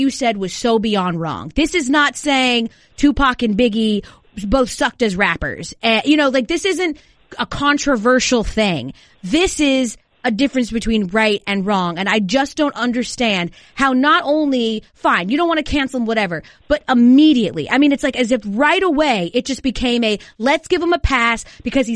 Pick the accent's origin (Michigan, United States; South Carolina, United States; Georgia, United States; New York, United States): Georgia, United States; Atlanta; I'm from Atlanta